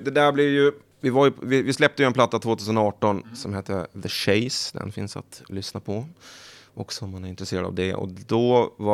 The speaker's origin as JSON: {"language": "Swedish", "region": "Åland", "country": "Finland", "said": "Jag kommer från Åland, ja. Precis."}